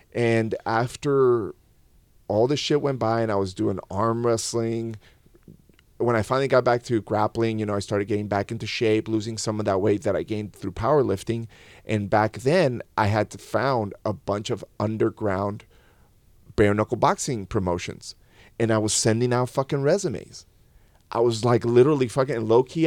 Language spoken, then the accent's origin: English; León, Guanajuato, Mexico; I was born in León, Guanajuato